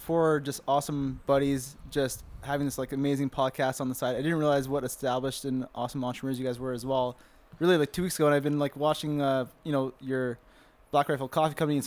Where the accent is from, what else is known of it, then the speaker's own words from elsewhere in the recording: Toronto, Ontario, Canada; I'm from Toronto, Canada